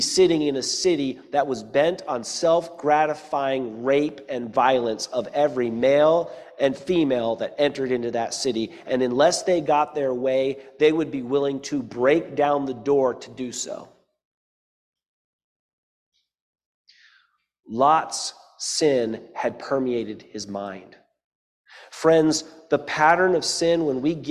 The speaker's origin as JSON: {"language": "English", "region": "Eastern North Carolina", "country": "United States", "tie": "born or raised there", "said": "I grew up in Eastern North Carolina"}